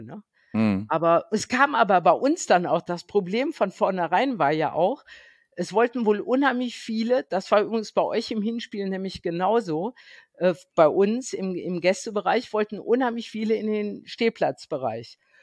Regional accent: Bonn, North Rhine-Westphalia, Germany; ich bin ja hier aus dem Rheinland, ich wohne in Bonn

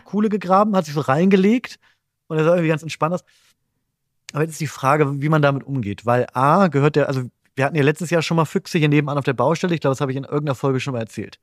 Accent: Bremen, Germany; ich komme ja aus Bremen und meine Familie wohnt in der Nähe von Bremen.

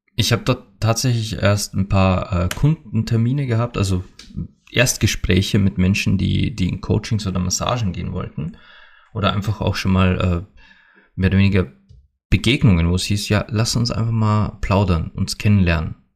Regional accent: Austria; also born or lived in Bad Hall, Upper Austria; hier bei uns in Österreich

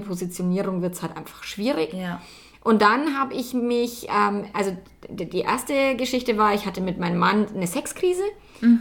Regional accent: Bavaria, Germany; accent: Bavarian; wenn ich mein Bayerisch einfach reden darf

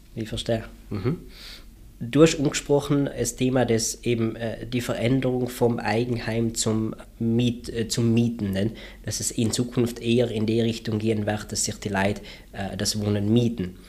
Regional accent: South Tyrol, Trentino-Alto Adige, Italy; Lebensqualität bei uns in Südtirol

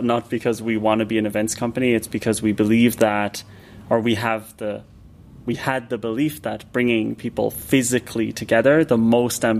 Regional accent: Ireland; now in Berlin, Germany; I'm from Ireland originally

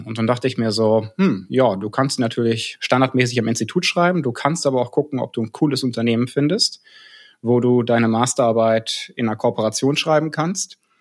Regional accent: North Rhine-Westphalia, Germany; moved away as an adult; also born or lived in Karlsruhe; now in Cologne, Germany; da ich tatsächlich aus Westfalen komme.

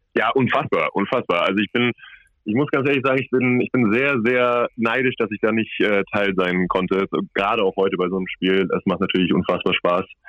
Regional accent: Cologne, North Rhine-Westphalia, Germany; moved away; ich komme ja aus Köln

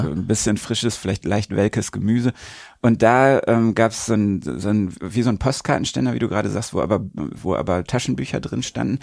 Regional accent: Recklinghausen, North Rhine-Westphalia, Germany; Recklinghausen, meine Heimatstadt

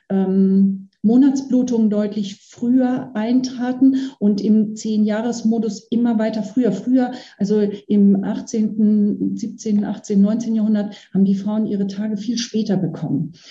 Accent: Bavaria, Germany; ich komme aus Bayern, ich kenne die aus dem bayerischen Raum eher.

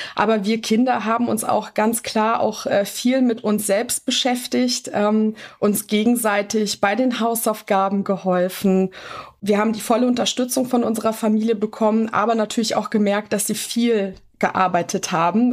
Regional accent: Bonn, North Rhine-Westphalia, Germany; born or raised there; also born or lived in Kruševac, Serbia

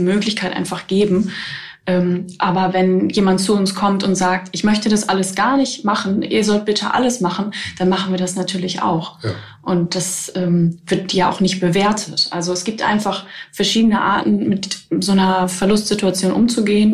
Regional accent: Germany; also ich komme halt aus der Nähe von, von Bremen

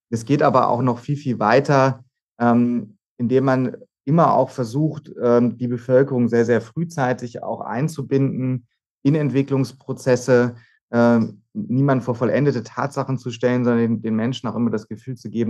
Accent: Hannover, Lower Saxony, Germany; moved away as an adult; now in Freiburg, Germany; ich bin gebürtiges Nordlicht. Ich komme gar nicht ähm, äh, von Haus aus aus Südbaden, aus dem sonnigen Südbaden, sondern bin in Hannover geboren, habe da die ersten Jahre meines Lebens verbracht und bin dann ähm, zum Zivildienst und zum Studium nach Freiburg gegangen

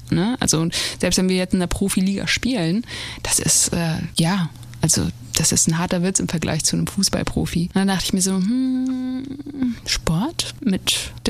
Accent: Nador, Oriental, Morocco; ich komme ja aus Nador. Das ist äh, eine Küstenstadt im Norden von Marokko gegenüber von Spanien.

